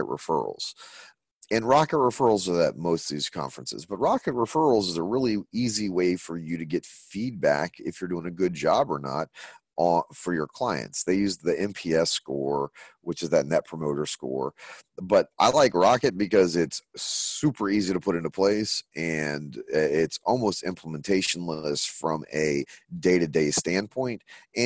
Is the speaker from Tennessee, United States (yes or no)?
yes; Nashville, Tennessee, United States; Nashville, which is my hometown